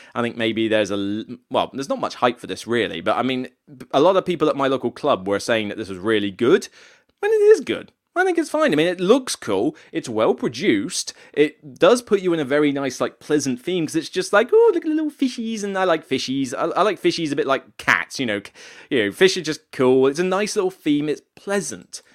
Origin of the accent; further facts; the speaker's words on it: near Exeter, South West England, United Kingdom; moved away; down in Exeter Way, uh, so close to my neck of the woods, maybe about thirty-five minutes down the road from where my hometown is